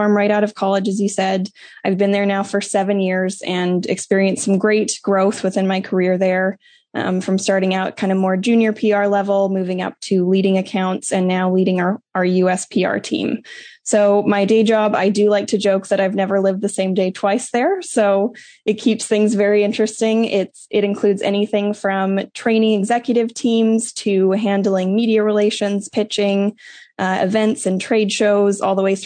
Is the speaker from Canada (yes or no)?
yes; Southern Alberta, Canada; moved away as an adult; also born or lived in Oklahoma; now in United States; I am originally from Southern Alberta, Canada. My family had a grain farm and purebred Hereford cattle operation. So I spent a lot of time growing up heavily involved in junior Hereford events in 4-H.